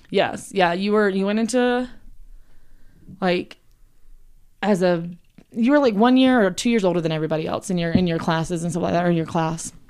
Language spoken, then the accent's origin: English; South Carolina, United States; I'm from South Carolina, like John. You hear it more in my voice, I feel like, than John's, but, um, yeah, born and raised there